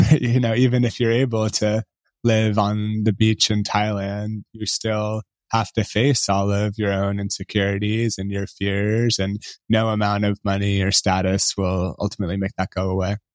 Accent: Bay Area, California, United States; I grew up in the Bay Area

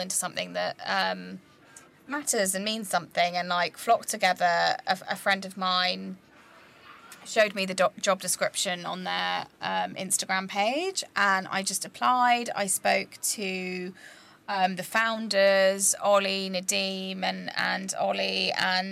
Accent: Croydon, London, United Kingdom; also born or lived in Nottingham; growing up in Croydon and then going to Nottingham as a university

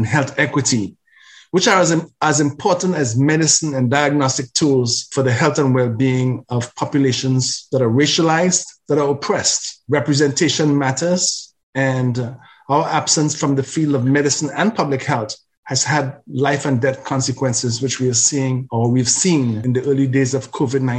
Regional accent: Trinidad & Tobago; now in Canada; My Black identity is grounded in Africa, in Africa's river valley civilizations, the Nile especially, and is matured and nurtured by the culture of Trinidad and Tobago

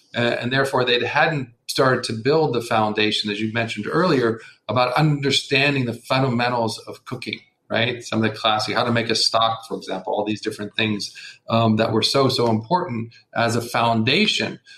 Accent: United States; being an American

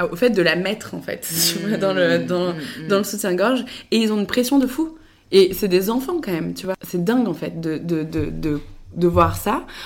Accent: Le Mans, Pays de la Loire, France; also born or lived in Paris / Angers; Moi, je suis née à Paris, mais non, je suis après partie avec ma famille. On est parti au Mans. Donc j'ai fait une grande partie de mon enfance à au Mans.

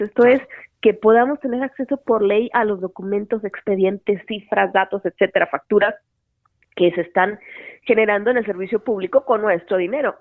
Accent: Hermosillo, Sonora, Mexico; moved away as an adult; now in Mexico City, Mexico; yo soy de Sonora, de Hermosillo, Sonora, ya estudié y todo. Y allá empecé eh, a trabajar en un, en un periódico desde los 18 años.

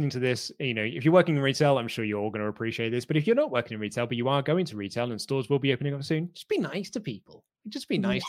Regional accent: Reading, South East England, United Kingdom; moved away as an adult; also born or lived in Portsmouth; Well, I was at university, so I was living in Portsmouth at the time. But, like, obviously, I'm from Reading, so, like, my family was in Reading.

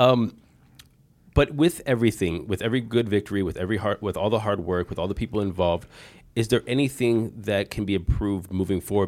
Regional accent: Bay Village, Ohio, United States; Bay Village, my hometown

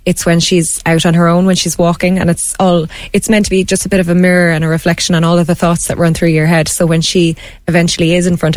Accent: Ireland; being an Irish person

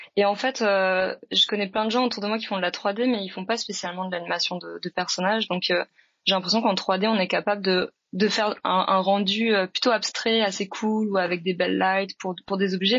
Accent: France; moved away as an adult; now in Montreal, Canada; je suis française, mais ça fait 10 ans que je vis au Canada et 5 ans que je suis entre Paris et Montréal maintenant

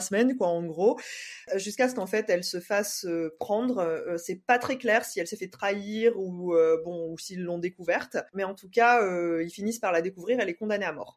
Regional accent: Saint-Denis, Réunion, France; si on est de Saint-Denis en tout cas, moi c'est mon cas

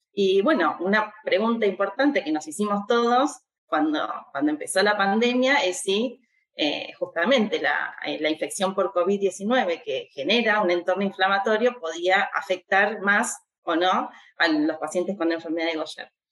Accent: Argentina; nuestro país

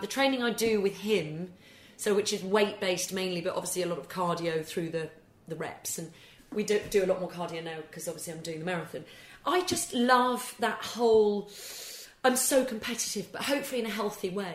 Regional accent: England, United Kingdom; also born or lived in Scotland; I, I, obviously am Scottish born, but was brought up and went to English schools.

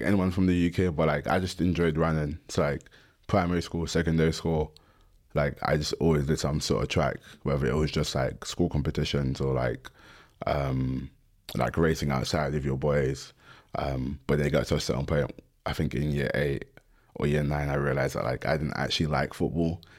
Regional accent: London, United Kingdom; I'm from London

